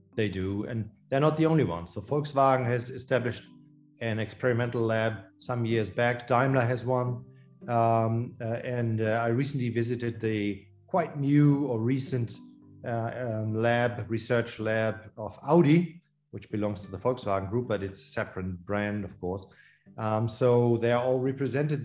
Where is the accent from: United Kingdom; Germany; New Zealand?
Germany; Hamburg; my hometown, Hamburg